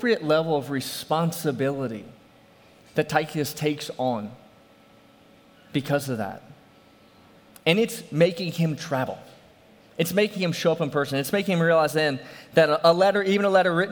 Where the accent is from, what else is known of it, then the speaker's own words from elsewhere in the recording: New Orleans, Louisiana, United States; I'm from New Orleans